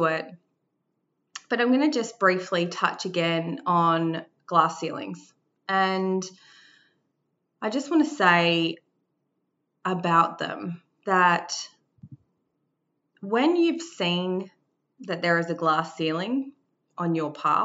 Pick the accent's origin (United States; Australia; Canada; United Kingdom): Australia; I carried the feeling that I wasn't Māori enough. Growing up in Australia